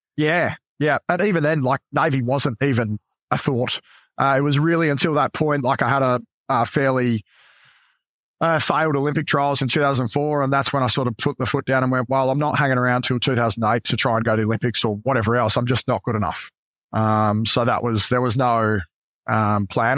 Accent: Adelaide, South Australia, Australia; moved away as an adult; I grew up in Adelaide

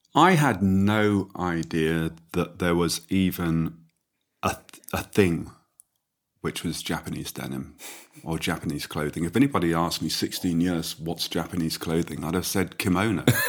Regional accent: Midlands, United Kingdom; I grew up in the Midlands

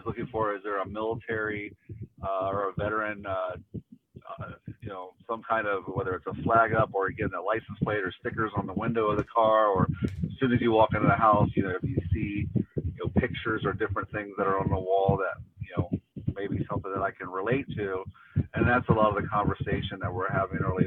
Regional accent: Ohio, United States; moved away; I'm from Ohio originally

